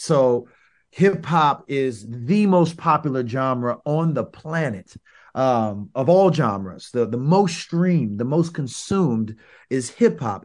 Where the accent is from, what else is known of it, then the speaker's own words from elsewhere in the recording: St. Petersburg, Florida, United States; I'm from South Side of Saint Petersburg, another South Side of the city, but very different from South Si-, South Side Tampa